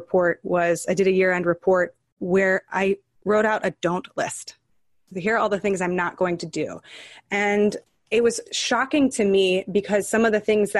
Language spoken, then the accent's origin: English; California, United States; now in New York City, United States; I spent a lot of my life in California, but I'm based in New York City.